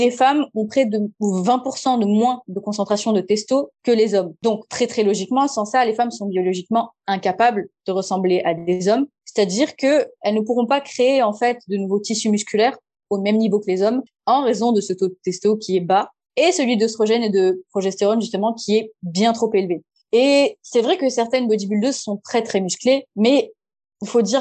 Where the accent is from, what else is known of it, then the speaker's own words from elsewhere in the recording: Madagascar; je viens de Madagascar.